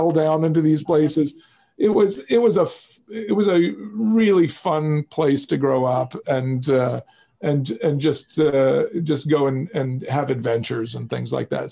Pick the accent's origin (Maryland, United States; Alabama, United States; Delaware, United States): Alabama, United States; Mobile; I grew up in Mobile, Alabama